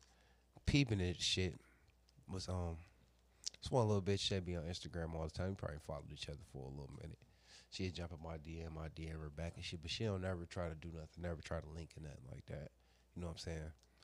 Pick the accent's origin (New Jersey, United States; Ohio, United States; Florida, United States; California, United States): Ohio, United States; Cleveland